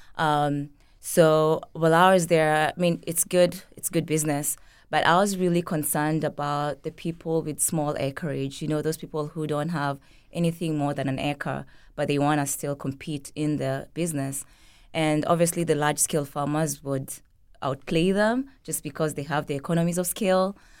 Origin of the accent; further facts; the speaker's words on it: Kenya; now in St. Petersburg, United States; growing up in Kenya